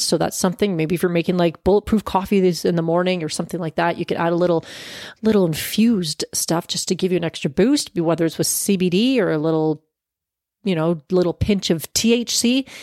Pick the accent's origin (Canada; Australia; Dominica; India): Canada; as a Canadian